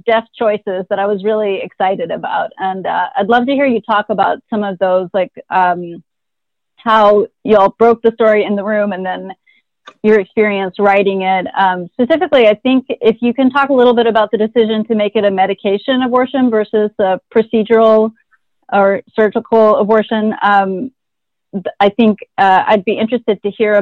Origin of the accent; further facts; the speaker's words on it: Texas, United States; I'm from Texas